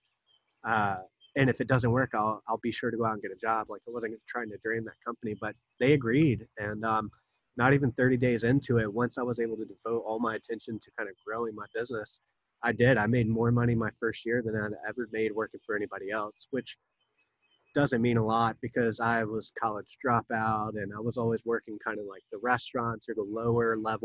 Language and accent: English; Wilmington, North Carolina, United States; also born or lived in Jacksonville, North Carolina; I was born in Jacksonville, about 30 miles away, but I moved here when I was 2. So I claim Wilmington my hometown.